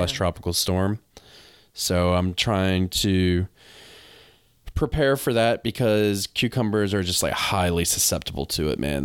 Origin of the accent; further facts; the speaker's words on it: the South, United States; I'm from the South